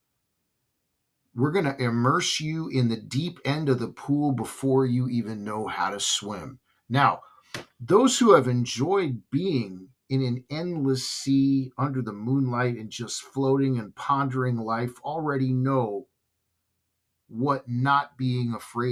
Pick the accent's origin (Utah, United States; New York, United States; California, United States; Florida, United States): California, United States; Southern; when I grew up in Southern California